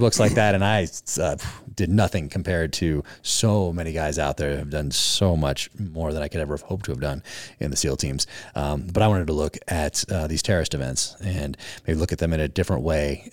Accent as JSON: {"language": "English", "region": "Northern California", "country": "United States", "tie": "born or raised there", "said": "In Northern California."}